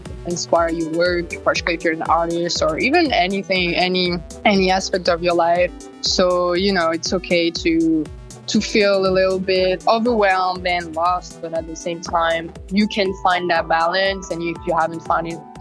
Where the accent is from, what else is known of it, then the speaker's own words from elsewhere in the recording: France; moved away as an adult; also born or lived in Russia; now in Los Angeles, United States; I grew up in France and I just came from Russia when I was four